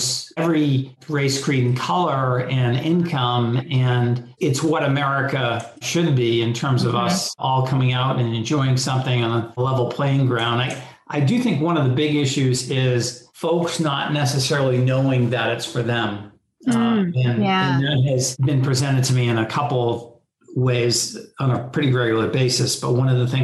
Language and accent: English; Boston, Massachusetts, United States; I was born in the Dorchester neighborhood in Boston and have lived in the city of Boston most of my life